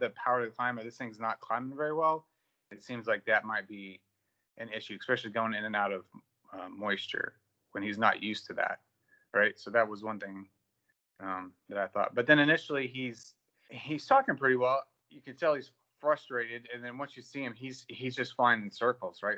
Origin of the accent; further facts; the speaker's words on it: Indiana, United States; moved away as an adult; now in Fort Worth, United States; I'm originally from Indiana, grew up there, went to Purdue, graduated.